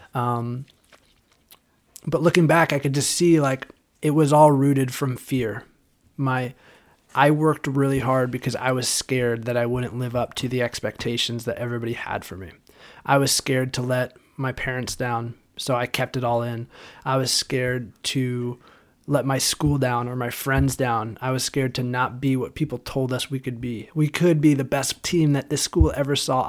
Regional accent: Southern California, United States; born and raised in Southern California

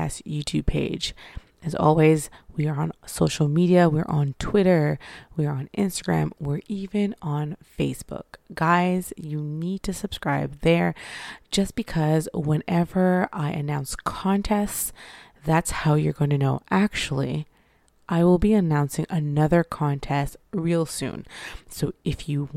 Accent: Canada; me being a Canadian

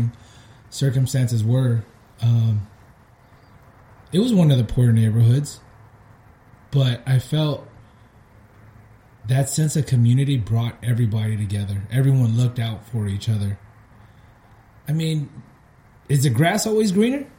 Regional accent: San Francisco, California, United States; I grew up in Soma, right? Sixth and Folsom

